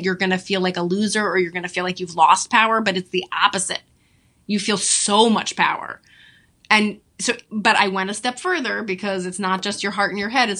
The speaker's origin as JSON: {"language": "English", "region": "New York", "country": "United States", "said": "I'm a Jew from New York."}